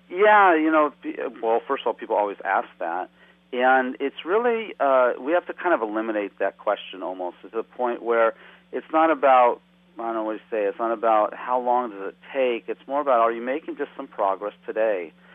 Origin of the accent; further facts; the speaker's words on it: West Coast, United States; moved away as an adult; also born or lived in Nepal; as a young person growing up on the West Coast